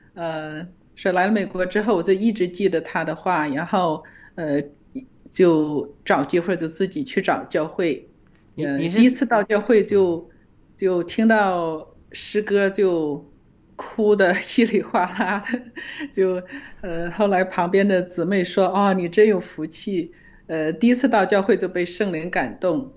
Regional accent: China; 我们中国人

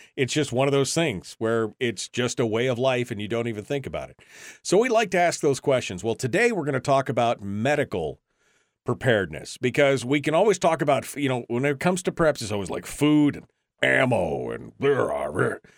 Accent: Alaska, United States; being born and raised in Alaska and, and being from a family of sourdough gold miners

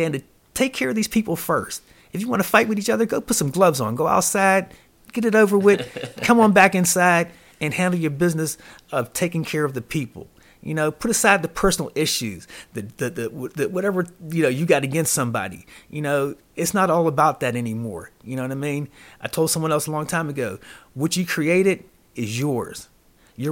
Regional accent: Pittsburgh, Pennsylvania, United States; now in Las Vegas, United States; my hometown, Pittsburgh, Pennsylvania.

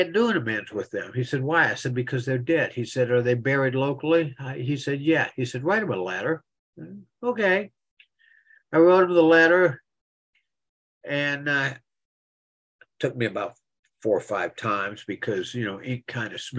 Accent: Philipsburg, Pennsylvania, United States; now in Central Florida, United States; I was born in Phillipsburg

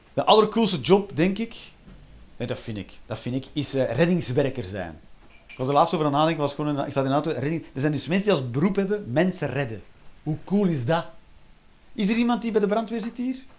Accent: Flanders, Belgium; wij als Vlaming

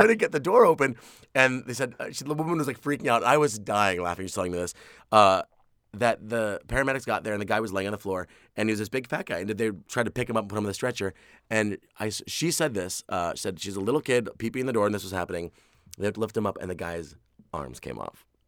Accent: New York City, New York, United States; I grew up in Queens. Like, I live in Queens

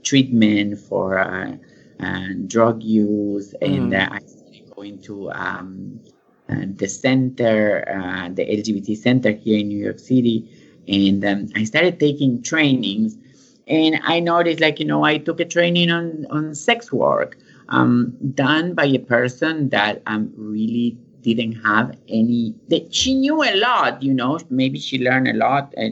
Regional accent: Argentina; moved away as an adult; now in United States; I'm from Argentina, and I went to music school

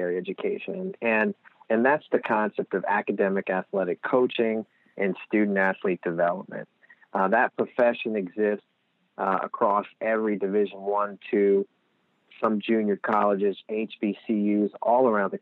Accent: Lehigh Valley, Pennsylvania, United States; we don't know we have accents when you're here

